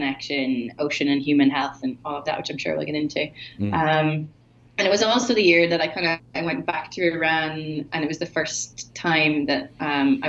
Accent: Rossnowlagh, Donegal, Ulster, Ireland; I grew up in Rasnaila, this beach in Donegal on the west coast of Ireland.

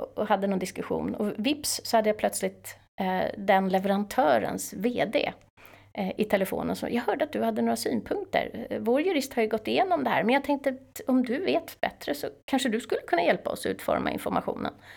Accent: Täby, Stockholm County, Sweden; Jag är från Täby. Stockholmare.

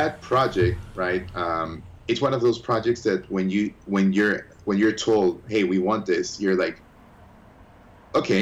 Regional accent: Ecuador; moved away as an adult; also born or lived in United States; now in Florida, United States; when I was three, we moved back to Ecuador, and I was raised in Ecuador

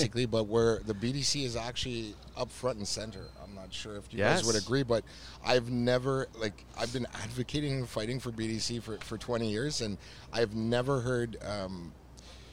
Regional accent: Canada; I'm from Canada

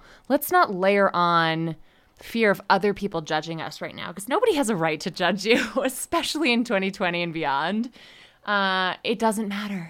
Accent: Connecticut, United States; also born or lived in Rhode Island / Washington, D.C.; now in Denver, United States; I live in Denver, Colorado. And as someone who was a longtime East Coaster, I grew up in Connecticut, right near ESPN, and went to school in Rhode Island and lived in DC for a long time.

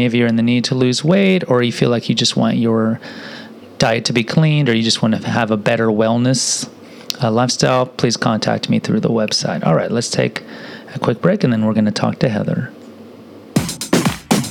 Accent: Houston, Texas, United States; I grew up in Houston, too, but I grew up over in the southwest side

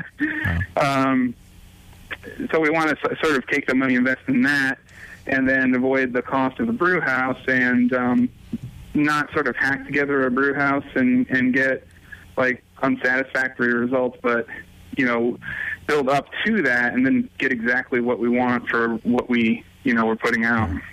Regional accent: New England, United States; moved away as an adult; also born or lived in New Hampshire / Connecticut / Kentucky; I grew up around New England

